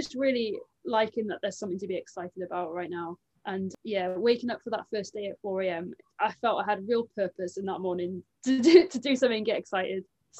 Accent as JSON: {"language": "English", "area": "County Durham", "region": "North East England", "country": "United Kingdom", "tie": "born or raised there", "said": "I'm from County Durham"}